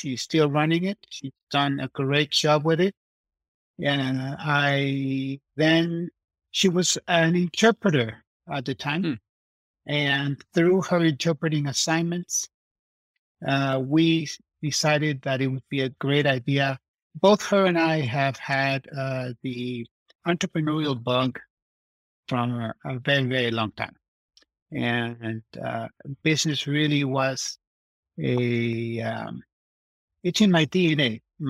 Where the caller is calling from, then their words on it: Davis, California, United States; I am coming to you from my home office in Davis, California. Davis is a very nice college town, about 60 miles to the northeast of San Francisco Bay Area.